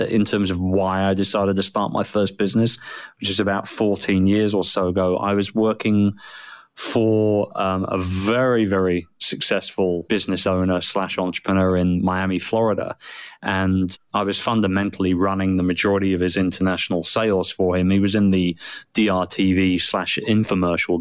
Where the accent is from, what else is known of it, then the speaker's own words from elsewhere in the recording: United Kingdom; I'm a Brit, and which is why I sound strange